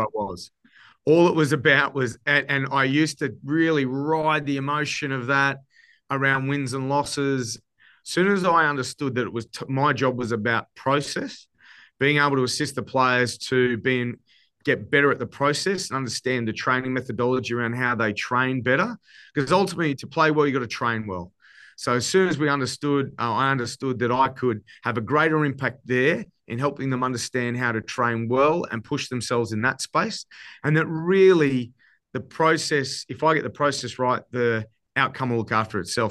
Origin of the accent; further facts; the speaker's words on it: Queensland, Australia; my home state